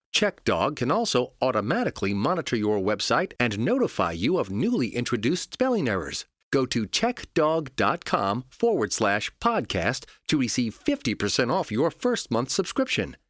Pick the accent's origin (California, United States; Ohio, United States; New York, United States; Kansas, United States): New York, United States; I grew up in New York